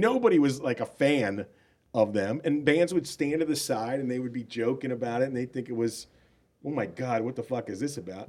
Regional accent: Milwaukee, Wisconsin, United States; moved away; I was from Milwaukee

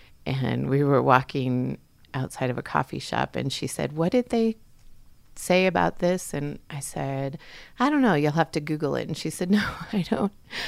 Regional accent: Fort Ord, California, United States; born there; also born or lived in Texas; I was born in Fort Ord, California. The base is now closed up in Northern California.

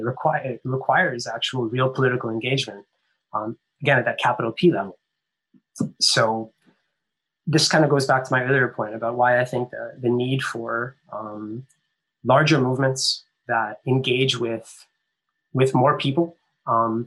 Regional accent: Canada; I grew up in Canada

